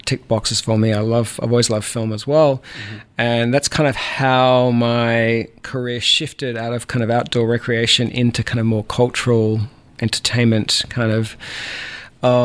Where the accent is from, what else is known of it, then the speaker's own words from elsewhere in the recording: Bendigo, Victoria, Australia; moved away as an adult; also born or lived in California; now in Savannah, United States; I'm from the Southern part of Australia, a country boy at heart, born in a gold mining town called Bendigo, which is in the middle of the state of Victoria